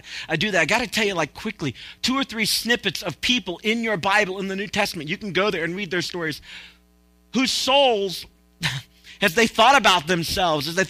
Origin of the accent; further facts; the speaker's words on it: Tennessee, United States; I'm from Tennessee